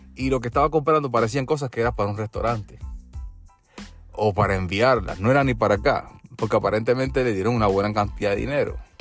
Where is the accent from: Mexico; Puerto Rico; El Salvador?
Puerto Rico; also born or lived in Peru; now in United States; yo soy puertorriqueño